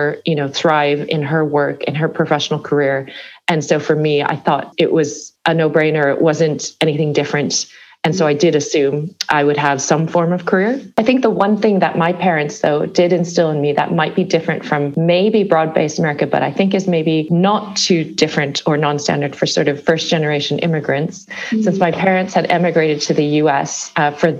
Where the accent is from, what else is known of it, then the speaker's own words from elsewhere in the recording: Chicago suburb, Midwest, Illinois, United States; moved away as an adult; also born or lived in California; now in London, United Kingdom; I grew up in the Midwestern parts of the States, but I moved to California after university. So growing up in the Midwest, in a Chicago suburb